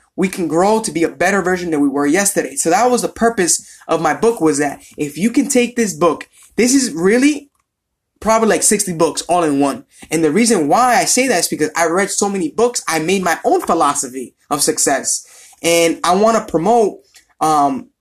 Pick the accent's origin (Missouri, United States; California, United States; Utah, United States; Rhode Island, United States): Rhode Island, United States; Providence; I'm from Providence, Rhode Island